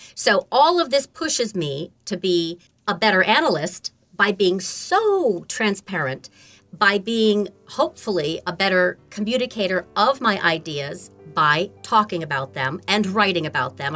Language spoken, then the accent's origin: English; Beekmantown, New York, United States; also born or lived in Lake Placid, New York; I was born in Lake Placid, New York, and grew up on a farm in Beekman Town